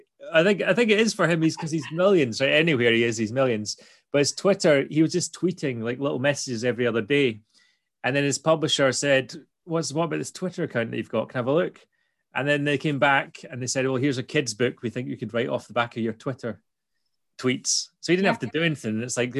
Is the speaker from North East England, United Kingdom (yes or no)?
no; Scotland, United Kingdom; If we're too Scottish to be understood by bots